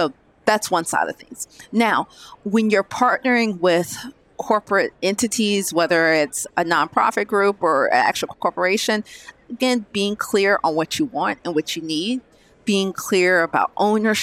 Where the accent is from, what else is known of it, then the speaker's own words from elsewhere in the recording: Georgia, United States; I'm originally from Georgia